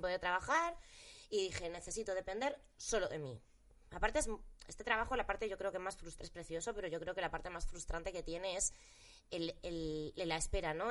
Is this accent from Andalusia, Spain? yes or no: no; Galicia, Spain; moved away; trabajar en gallego, para trabajar en mi tierra